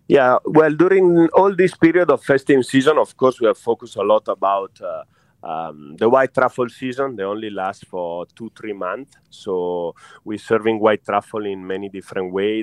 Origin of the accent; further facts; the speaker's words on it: Italy; now in Singapore; I'm Italian